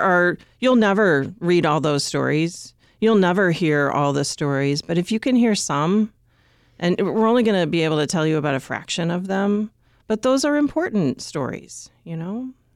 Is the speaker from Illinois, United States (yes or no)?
yes; Illinois, United States; You know, I grew up in the Western suburbs and my dad worked for the Chicago Tribune